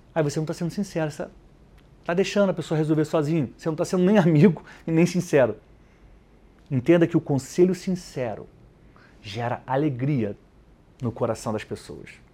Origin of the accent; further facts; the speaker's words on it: Rio de Janeiro, Brazil; now in São Paulo, Brazil; no Rio de Janeiro, onde eu cresci